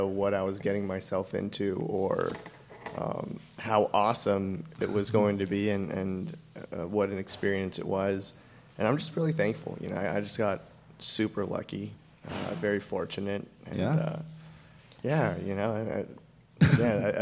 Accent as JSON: {"language": "English", "area": "South Orange County", "region": "California", "country": "United States", "tie": "born or raised there", "said": "I grew up in South Orange County."}